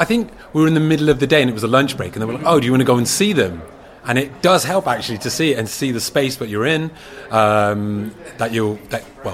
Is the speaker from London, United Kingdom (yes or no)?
no; Wolverhampton, West Midlands, United Kingdom; I'm from Wolverhampton.